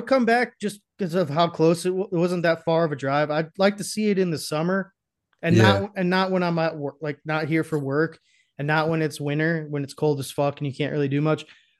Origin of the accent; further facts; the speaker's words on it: Boston, Massachusetts, United States; I'm from Boston.